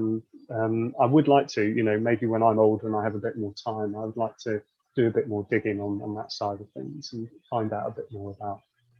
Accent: Wirral, North West England, United Kingdom; I'm not really from anywhere. I mean, I could say I'm from the Wirral, but you can hear from my accent

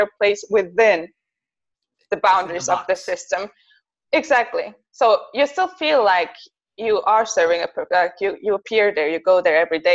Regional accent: Zurich, Switzerland; first language Bosnian; English is a second language; I'm from Switzerland, Zurich in particular.

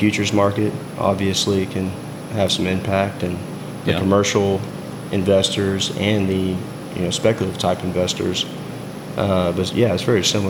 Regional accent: Hallsburg, Texas, United States; I grew up in Hallsburg, Texas, just outside of Waco. My dad's a rancher, so I was fortunate enough to grow up on a ranch

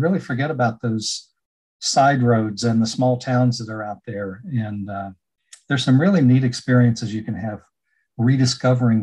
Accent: North Carolina, United States; this is my home state

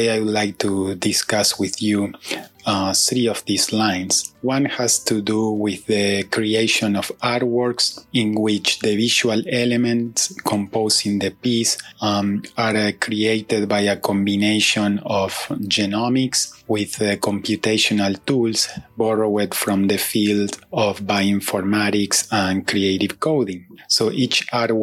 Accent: Uruguay; moved away as an adult; now in New Jersey, United States; I am originally from Uruguay, although I have been living in New Jersey, United States, since 2006.

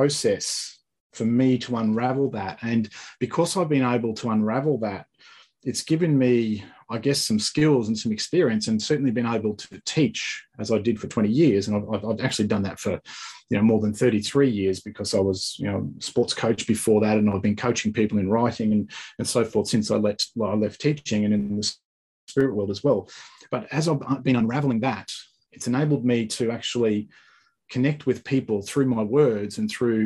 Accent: Australia; also born or lived in Sunshine Coast, Queensland; I'm from Australia

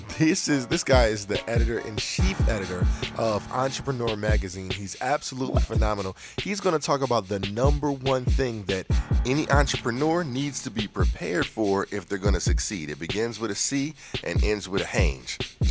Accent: United States; I'm from America, right?

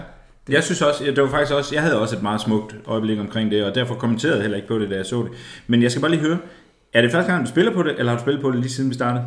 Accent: Ebeltoft, Central Denmark Region, Denmark; jeg er fra Ebtoft, det er Østjylland

